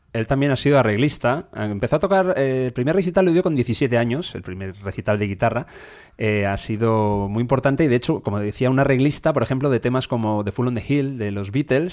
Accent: Spain; nosotros aquí en España

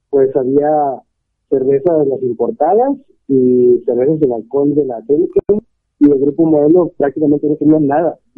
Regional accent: Ciudad Mante, Tamaulipas, Mexico; now in Monterrey, Mexico; yo no soy regio, güey. Vivo aquí, aquí de trabajo pero yo soy de Tamaulipas

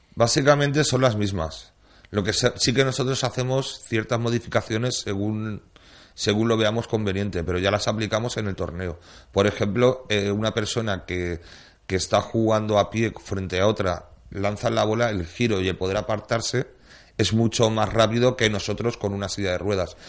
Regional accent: Valencian Community, Spain; como valencianos que somos

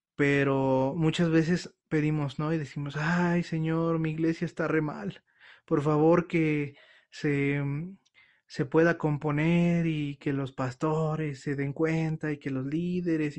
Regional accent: Mexico; nosotros como mexicanos

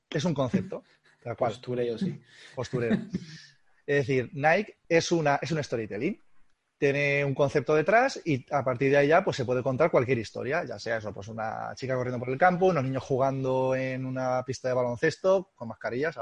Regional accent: Albacete, Castilla-La Mancha, Spain; somos gente de Albacete y somos gente, gente dura

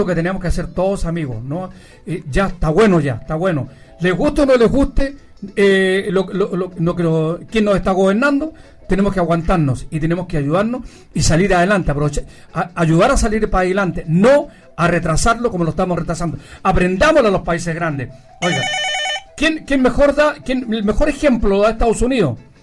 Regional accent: Chile

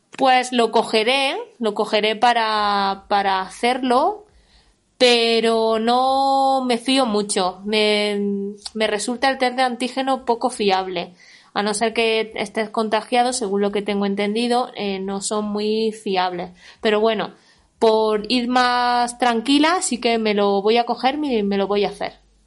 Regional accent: Jaén, Andalusia, Spain; now in Madrid, Spain; que soy de Jaén

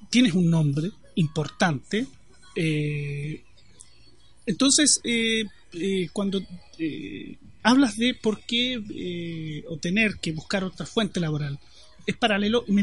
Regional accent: Concepción, Biobío, Chile; Yo soy de Concepción. Túneles de ratones deben haber. Sí, yo, soy de Concepción. No soy

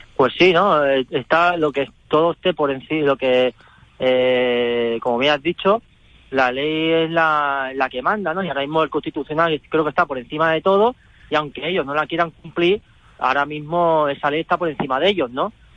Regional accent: Barcelona, Catalonia, Spain; ahora más pillado también aquí en, Barcelona

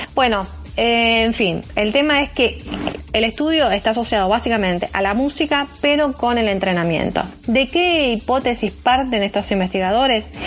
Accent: Argentina; acá en nuestro país

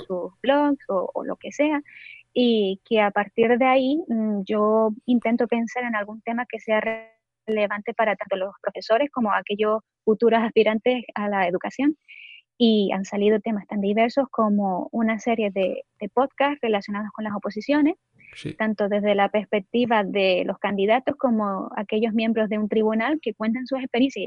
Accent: Gran Canaria, Canary Islands, Spain; moved away as an adult; now in Netherlands; yo soy de Gran Canaria, aunque ahora mismo estoy viviendo en los Países Bajos

